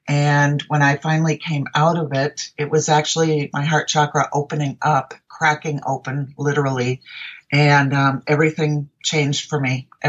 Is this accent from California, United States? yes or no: no; Minneapolis, Minnesota, United States; now in Arizona, United States; I'm a transplant from Minneapolis, Minnesota, which I still call home even after 36 years of being in Arizona.